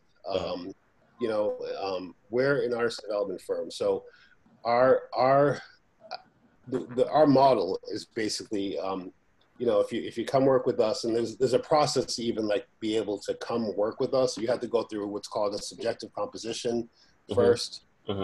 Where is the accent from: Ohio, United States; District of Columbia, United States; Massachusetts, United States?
Massachusetts, United States; Boston; the street I grew up in Boston